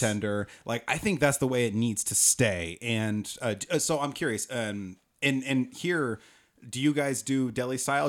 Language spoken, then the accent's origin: English; Oregon, United States; I'm from Oregon. This isn't a thing. We have gas attendance in Oregon.